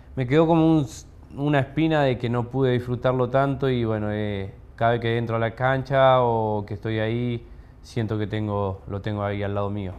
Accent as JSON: {"language": "Spanish", "town": "Guatimosín", "region": "Córdoba", "country": "Argentina", "tie": "born or raised there", "said": "soy de Guatimosín, queda acá al, sur de Córdoba, al límite con Santa Fe."}